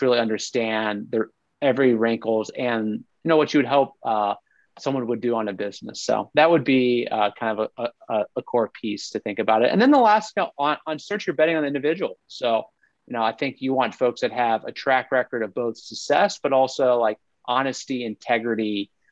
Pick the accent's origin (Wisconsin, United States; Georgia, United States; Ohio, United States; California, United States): Ohio, United States; I'm from Ohio, you know, but Youngstown, Ohio